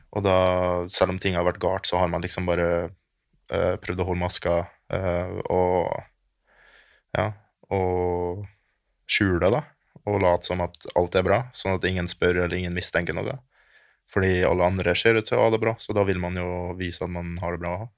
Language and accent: Norwegian; Germany; also born or lived in Kristiansund, Norway; now in Norway; Hele familien min bor i Tyskland, for jeg er fra Tyskland